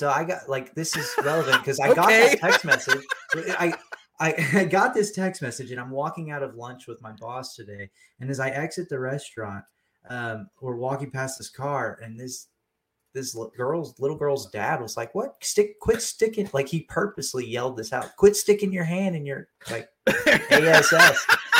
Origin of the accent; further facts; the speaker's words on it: Texas, United States; also born or lived in California; now in Georgia, United States; Yeah, I grew up in Texas, California, and then the Army brought me to Georgia.